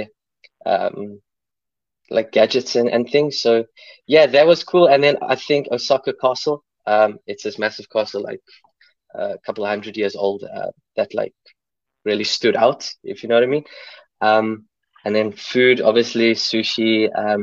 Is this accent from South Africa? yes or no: yes; Port Elizabeth, Eastern Cape, South Africa; moved away as an adult; also born or lived in China / Vietnam / Bristol; now in Belfast, United Kingdom; originally born in Cape Town, where we've got the beautiful Table Mountain, and grew up in Port Elizabeth